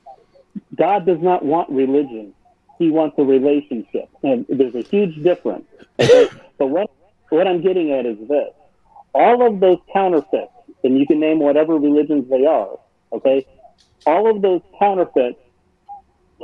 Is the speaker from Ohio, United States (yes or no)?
yes; Cleveland, Ohio, United States; I grew up in Cleveland